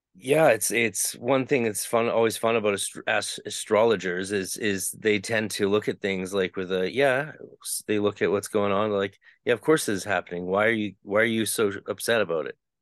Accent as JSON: {"language": "English", "country": "Canada", "said": "I'm Canadian"}